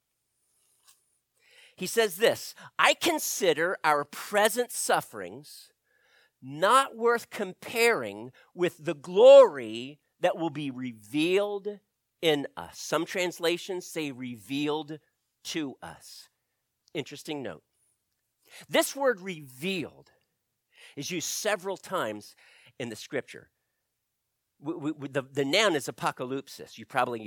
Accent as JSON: {"language": "English", "country": "United States", "said": "as an American, as a Westerner"}